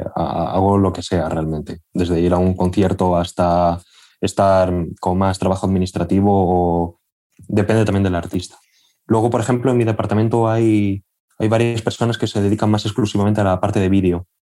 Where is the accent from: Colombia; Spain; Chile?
Spain; Albacete, Castilla-La Mancha; moved away as an adult; now in Madrid, Spain; yo soy de una ciudad eh, que está al sureste de España, soy de Albacete, y bueno, yo viví allí hasta los 18 años y me vine a Madrid a estudiar.